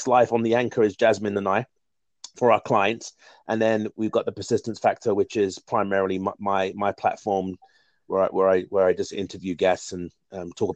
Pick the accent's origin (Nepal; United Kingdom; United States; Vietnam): United Kingdom; London; I'm from London, England. I live born and bred and in London, England, Southeast London to be exact